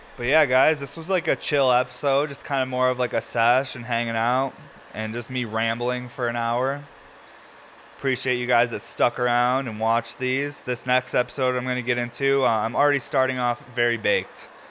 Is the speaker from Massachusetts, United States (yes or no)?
no; New York, United States; I'm from New York